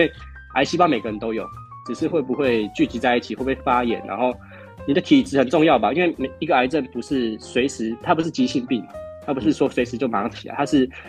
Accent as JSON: {"language": "Chinese", "region": "Kaohsiung", "country": "Taiwan", "moved": "as an adult", "lives_now": "Penghu, Taiwan", "said": "我是高雄人，哦，是高雄籍的。"}